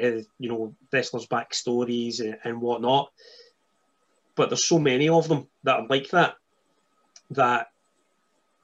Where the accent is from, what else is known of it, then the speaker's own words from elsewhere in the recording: Scotland, United Kingdom; now in Northern Ireland, United Kingdom; I'm some Scotsman